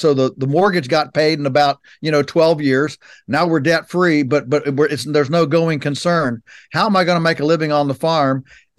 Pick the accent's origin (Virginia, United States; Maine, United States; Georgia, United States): Virginia, United States; So our farm is in Virginia's Shenandoah Valley, which is on the western side of the state. And so we're 3 hours from Washington, D.C.